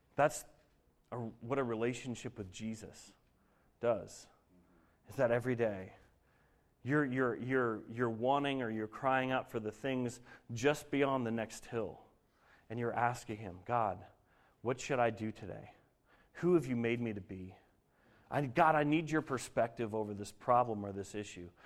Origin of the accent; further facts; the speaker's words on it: Denver, Colorado, United States; moved away; I grew up in Denver